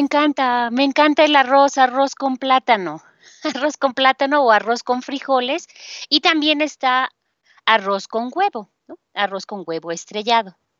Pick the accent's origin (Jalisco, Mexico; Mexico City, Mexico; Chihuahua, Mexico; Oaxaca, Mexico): Mexico City, Mexico; de la Ciudad de México